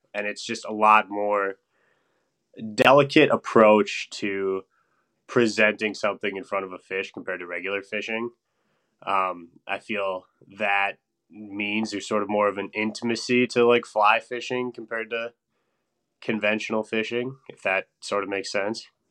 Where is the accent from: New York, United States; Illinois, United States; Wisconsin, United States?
Wisconsin, United States; Stevens Point; moved away as an adult; now in Madison, United States; I'm originally from Stevens Point, Wisconsin, which is north central part of the state